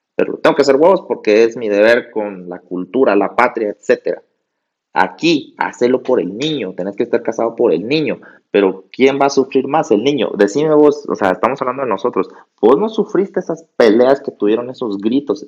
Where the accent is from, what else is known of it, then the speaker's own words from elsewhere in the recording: Guatemala; aquí estamos los dos en Guatemala, somos chapines